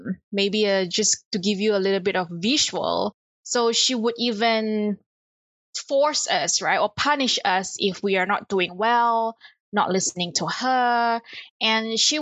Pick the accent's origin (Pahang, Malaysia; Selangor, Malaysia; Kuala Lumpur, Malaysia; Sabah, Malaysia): Kuala Lumpur, Malaysia; So I was born in Kuala Lumpur in Malaysia, born into a typical middle-class family